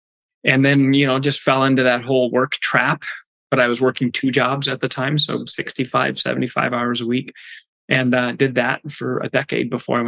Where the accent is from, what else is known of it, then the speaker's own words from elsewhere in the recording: Bismarck, North Dakota, United States; Bismarck, North Dakota.